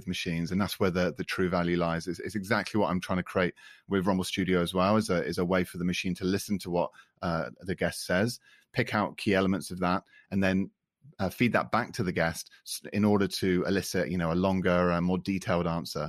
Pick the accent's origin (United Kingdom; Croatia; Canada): United Kingdom; accent: British; first language English; now in France; my British accent